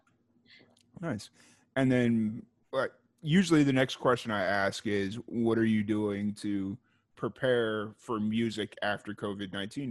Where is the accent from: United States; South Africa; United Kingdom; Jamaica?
United States; Chicago, Illinois; now in Waco, United States; I was growing up in Chicago.